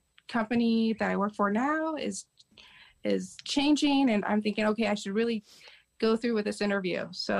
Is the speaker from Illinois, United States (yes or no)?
no; Las Vegas, Nevada, United States; now in Denver, United States; I was born in Las Vegas, but I'm now in Denver.